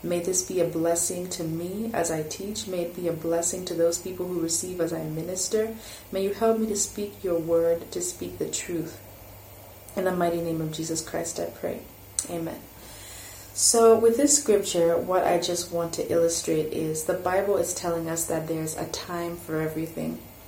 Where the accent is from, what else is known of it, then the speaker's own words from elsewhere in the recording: Malawi; also born or lived in France; France for 5 years, in 2005, my family moved back to Malawi. And my expectation was, wow, I'm going to my home country. People will receive me with open arms. But that wasn't the case. I went to high school here